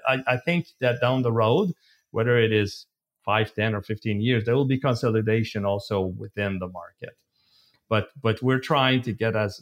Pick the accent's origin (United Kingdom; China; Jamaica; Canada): Canada; we're Canadians